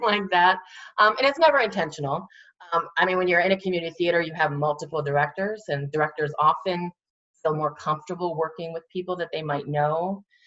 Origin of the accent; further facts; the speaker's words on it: Williamsport, Pennsylvania, United States; I grew up in Williamsport.